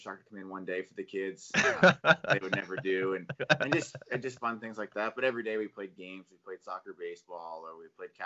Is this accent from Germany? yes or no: no; Yarmouth, Nova Scotia, Canada; moved away; I grew up in Yarmouth, and Yarmouth's pretty far from everything